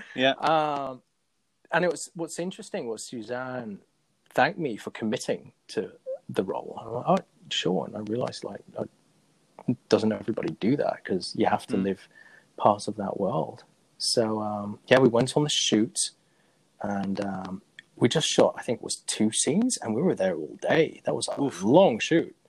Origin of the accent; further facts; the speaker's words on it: Zurich, Switzerland; moved away as an adult; also born or lived in England; now in United States; we moved to Zurich, Switzerland, and uh, I had to learn German and Swiss German. And that's where I essentially grew up